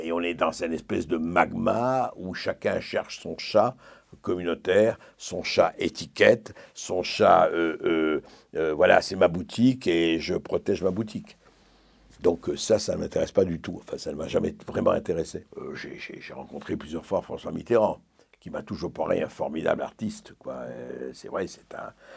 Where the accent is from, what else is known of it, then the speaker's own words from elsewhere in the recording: Lebanon; first language French; Le français était ma langue maternelle, mais je parlais arabe avec les gens dans la, je voyais avec dans, la rue et ailleurs